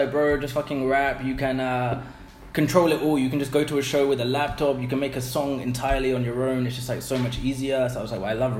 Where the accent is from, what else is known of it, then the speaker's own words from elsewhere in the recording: London, United Kingdom; moved away as an adult; also born or lived in Philippines; now in Vietnam; I'm from London, UK.